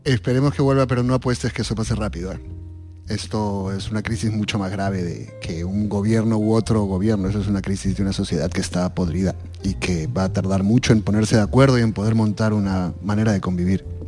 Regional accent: Peru; now in Spain; llevo viviendo fuera de Perú y que te van convirtiendo en una persona que ya nunca volverá a ser el peruano, ya ni siquiera existe el Perú que, yo dejé

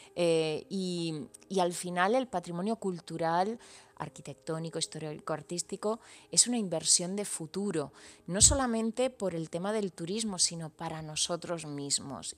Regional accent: Granada, Andalusia, Spain; crecer muy pegada a, mm. la Alhambra

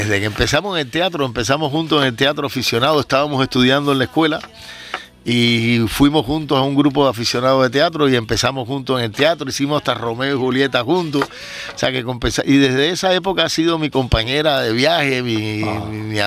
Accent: Cuba; los cubanos somos posibles inmigrantes

